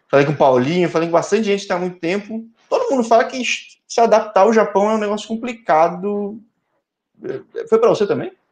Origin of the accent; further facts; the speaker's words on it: Campo Mourão, Paraná, Brazil; born there; Sou paranaense, nasci